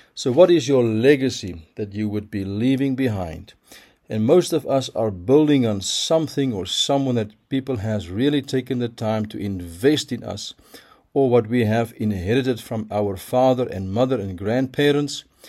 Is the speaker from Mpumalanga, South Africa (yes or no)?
no; Pretoria, Gauteng, South Africa; my hometown, Pretoria